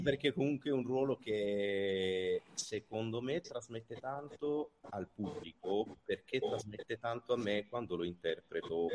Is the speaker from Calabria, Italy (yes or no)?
yes; Calabria, Italy; io sono nato in Calabria, ho studiato al Conservatorio di Vipo Valencia